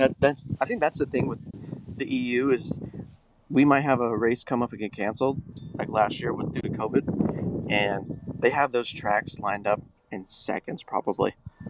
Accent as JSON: {"language": "English", "country": "United States", "said": "us as American fans"}